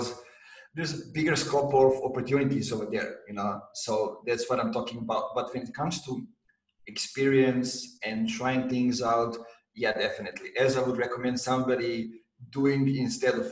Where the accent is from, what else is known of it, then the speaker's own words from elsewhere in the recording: Serbia; also born or lived in Novi Sad; my hometown, from Pierrot